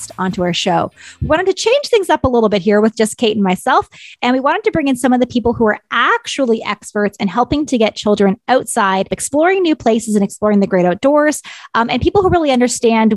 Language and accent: English; Ontario, Canada; moved away; I'm actually from Ontario.